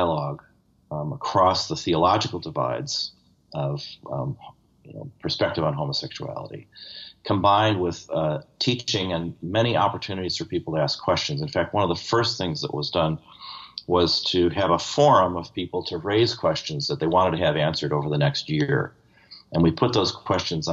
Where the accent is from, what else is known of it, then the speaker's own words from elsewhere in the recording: Buffalo, New York, United States; I come from Buffalo